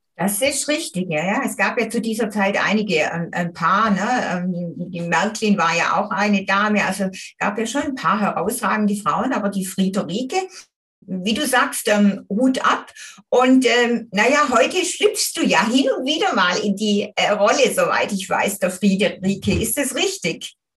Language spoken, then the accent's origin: German; Göppingen district, Baden-Württemberg, Germany; Wir sind ja quasi in der Nachbarschaft zusammen aufgewachsen